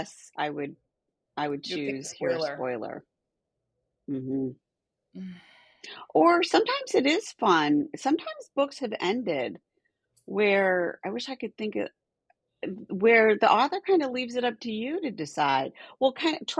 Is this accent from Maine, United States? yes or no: no; Michigan, United States; moved away; I grew up in Michigan